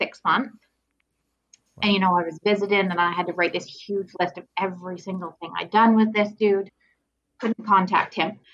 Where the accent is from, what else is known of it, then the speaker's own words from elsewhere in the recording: Perth, Ontario, Canada; I was born here in Perth, which is like kind of in Ontario between Ottawa and Kingston.